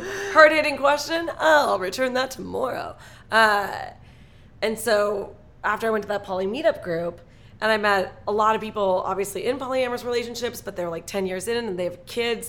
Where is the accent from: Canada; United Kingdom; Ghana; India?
Canada; Toronto, Ontario; No, I moved here because I finally got my papers. I'm Canadian. I moved here from Toronto.